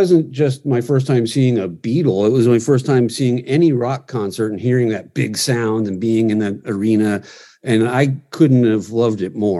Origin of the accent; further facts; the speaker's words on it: Washington, District of Columbia, United States; also born or lived in Virginia; now in Los Angeles, United States; I was born in Washington, D.C.